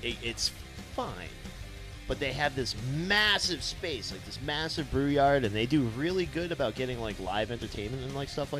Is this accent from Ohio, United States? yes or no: no; Winchendon, Massachusetts, United States; my hometown, Winchendon, Massachusetts